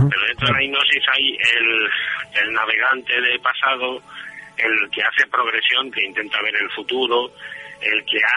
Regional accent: Catalan Pyrenees, Catalonia, Spain; yo soy del Pirineo, ¿sabes? Yo soy catalán del Pirineo

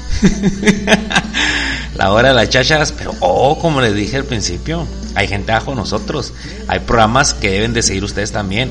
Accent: Mexico; Somos mexicanos

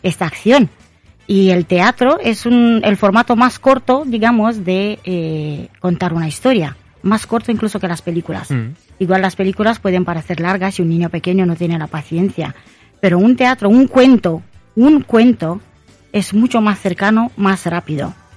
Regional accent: Romania; now in Spain; soy eh, de origen rumana

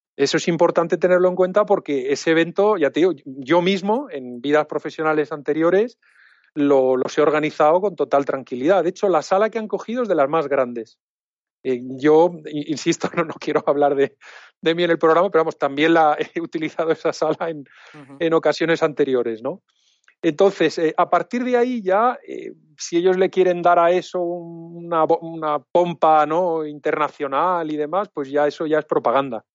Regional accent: Alicante, Valencian Community, Spain; Yo soy alicantino

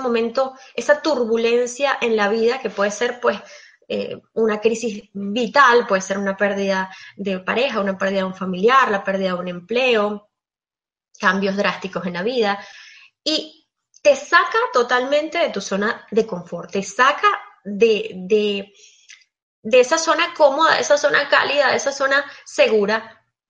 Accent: Venezuela; moved away as an adult; now in Belgium; Emigré, yo soy venezolana, actualmente estoy viviendo en Bélgica

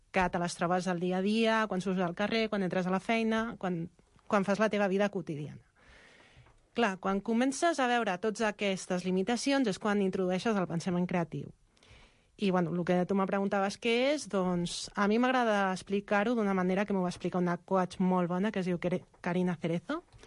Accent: Xinzo da Costa, Galicia, Spain; moved away

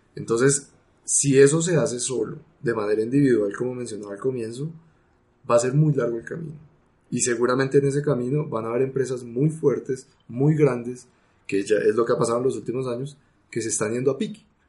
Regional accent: Colombia

